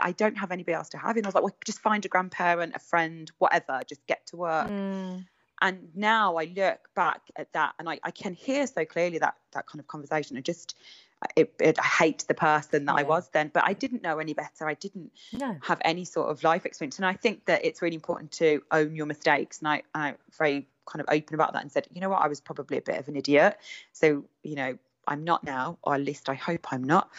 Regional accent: Birmingham, West Midlands, United Kingdom; accent: Brummy twang; moved away as an adult; now in Redditch, United Kingdom; I haven't lost my Brummy twang. I only moved in September. I will always be a Brummy at heart.

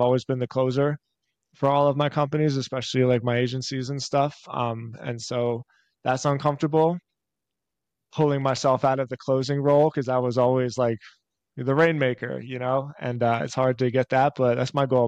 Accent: Philadelphia, Pennsylvania, United States; I'm born and raised in Philly

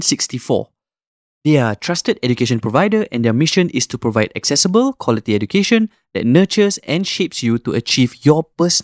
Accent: Singapore; moved away as an adult; also born or lived in Newcastle, United Kingdom

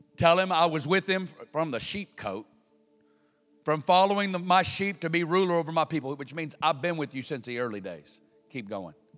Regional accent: Kansas City, Missouri, United States; I come from Kansas City where Bob Jones received the audible voice of God.

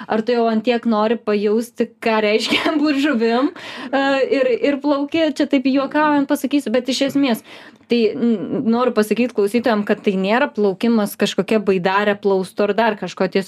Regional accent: Lithuania; mes, lietuviai, esam visiškai unikalūs ir skirtiniai.

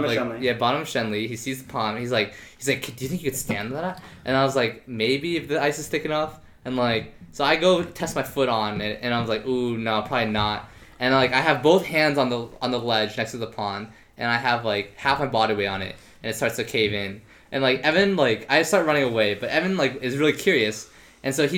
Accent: Princeton, New Jersey, United States; my hometown, Princeton, New Jersey

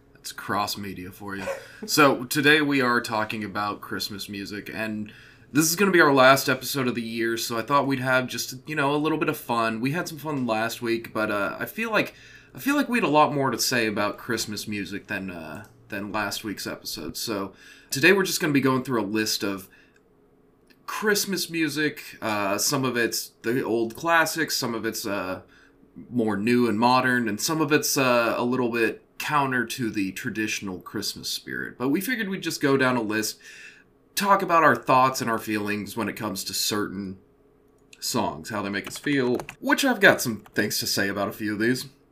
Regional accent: American heartland, Midwest, United States; I'm from the American heartland.

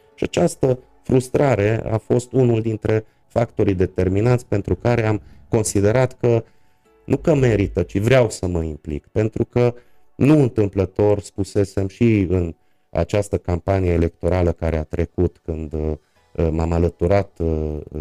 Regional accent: Târgu Mureș, Mureș County, Romania; also born or lived in Cluj-Napoca / Mediaș; din 1984, deci de la vârsta de 4 ani pot să spun că sunt Târgu Mureșean uh, jet jet uh, tatăl meu era Târgu Mureșean de asemenea, aici am uh, făcut școala, aici am copilărit, aici am crescut.

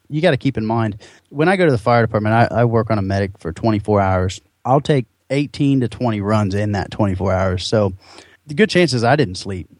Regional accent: just south of Columbus, Ohio, United States; also born or lived in Marrero, Louisiana; We moved up to Ohio and grew up in the uh, uh, just south of Columbus, about 35, 40 minutes south of Columbus, in that kind of whole region southeast.

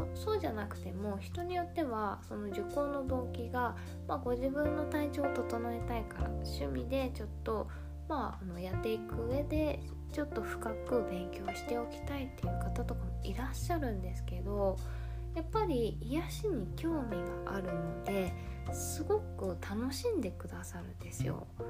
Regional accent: Japan; 日本人の私たちグループ

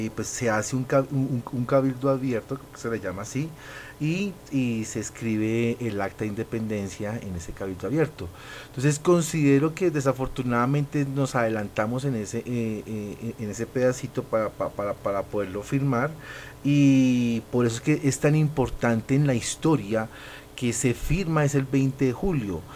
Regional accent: Colombia; cada uno de nosotros como colombianos

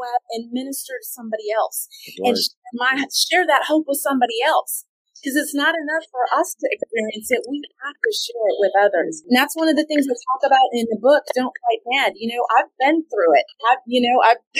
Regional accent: California, United States; moved away; also born or lived in Austin / Florida; where I grew up in California

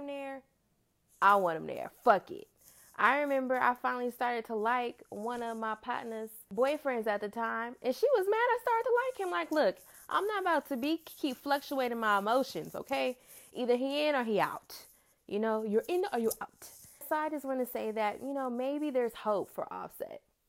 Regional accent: Oakland, California, United States; I'm from Oakland

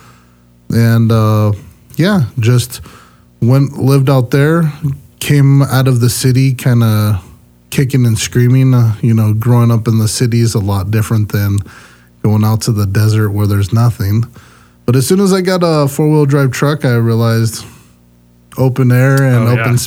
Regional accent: Los Angeles, California, United States; moved away as an adult; also born or lived in Long Beach, California / Twentynine Palms, California / Yucca Valley, California; now in North Idaho, United States; So, I'm from California originally. I was born in Long Beach and raised, just outside downtown LA.

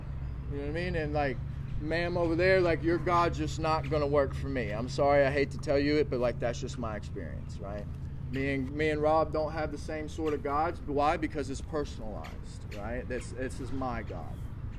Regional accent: the Bible Belt, United States; So like growing up in the Bible Belt era, like I was saying, like drinking and drugging, like it really wasn't a thing, right?

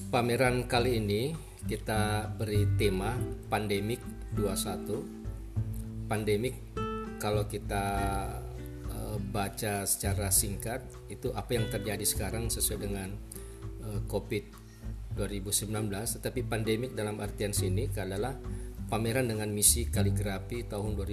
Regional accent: Polewali Mandar, West Sulawesi, Indonesia; Asal saya dari Pulman, Sulawesi Barat

